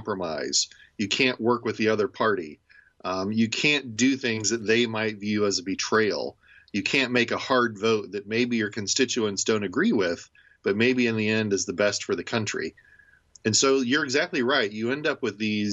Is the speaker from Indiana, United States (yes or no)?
yes; Indiana, United States; now in Ohio, United States; When I grew up in Indiana, I grew up a Colts fan